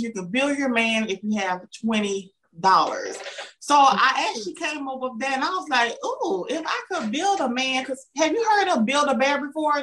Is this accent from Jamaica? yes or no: no; the South, United States; accent: Southern; I'm from the South because I have a Southern accent